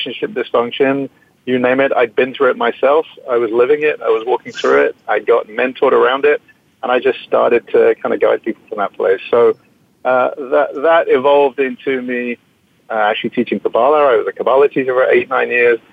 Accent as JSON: {"language": "English", "region": "England", "country": "United Kingdom", "moved": "as an adult", "lives_now": "United States", "said": "I came out from England when I was 18, 1983, a long time ago"}